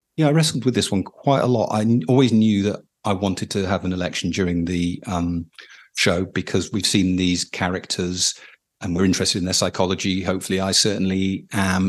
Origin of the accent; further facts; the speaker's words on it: United Kingdom; as a British person